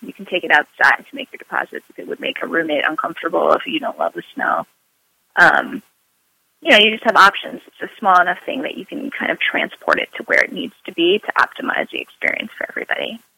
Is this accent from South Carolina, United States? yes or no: no; New York City, New York, United States; I'm a New Yorker.